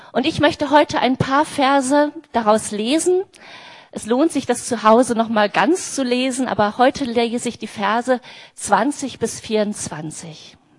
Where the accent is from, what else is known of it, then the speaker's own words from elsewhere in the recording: near Bielefeld, North Rhine-Westphalia, Germany; now in Berlin, Germany; Ich bin seit 1987 in Berlin. Ich komme aus der Nähe von Bielefeld.